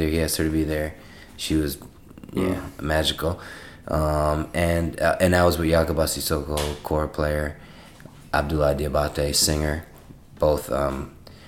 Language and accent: English; New York, United States; as a New Yorker, I grew up on golden era hip hop